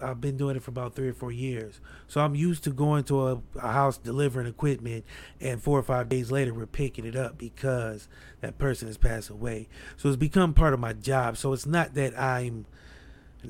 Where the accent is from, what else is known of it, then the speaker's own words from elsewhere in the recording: Akron, Ohio, United States; I'm from Akron, but we're close to Cleveland